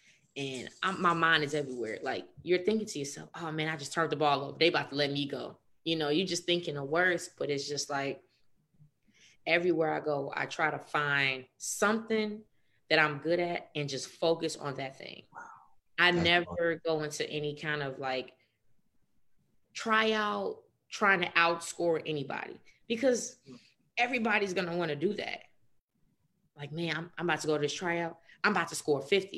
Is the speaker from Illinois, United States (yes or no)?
yes; Chicago, Illinois, United States; I'm from Chicago